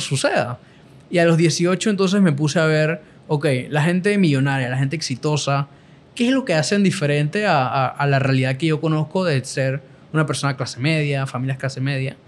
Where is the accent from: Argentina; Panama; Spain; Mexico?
Panama; soy de Panamá